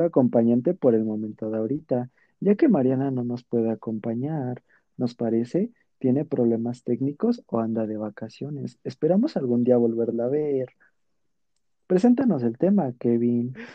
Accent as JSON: {"language": "Spanish", "country": "Mexico"}